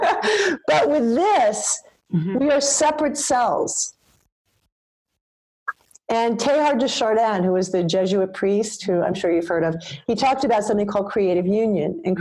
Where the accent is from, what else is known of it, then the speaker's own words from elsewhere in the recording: New York, United States; me as a New Yorker